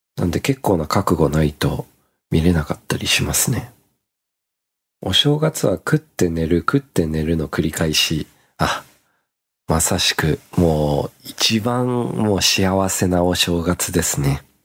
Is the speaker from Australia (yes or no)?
yes; Australia; now in Japan; 僕の実家の場合は、オーストラリアですので